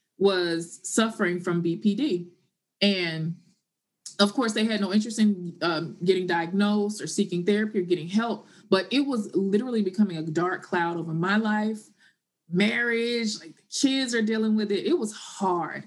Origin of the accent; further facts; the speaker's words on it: Memphis, Tennessee, United States; moved away as an adult; also born or lived in Martin, Tennessee; now in New York City, United States; Born and raised in Tennessee, Memphis, Tennessee, to be exact